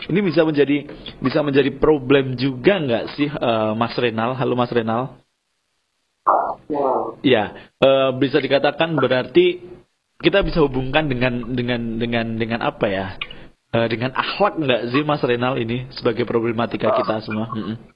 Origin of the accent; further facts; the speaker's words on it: Java, Indonesia; ada peribahasa Jawa karena kita orang Jawa itu kan ajining diri dari ono eng lati